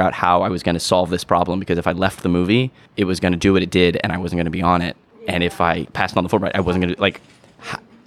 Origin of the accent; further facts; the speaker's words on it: Miami, Florida, United States; I'm a filmmaker from Miami, Florida.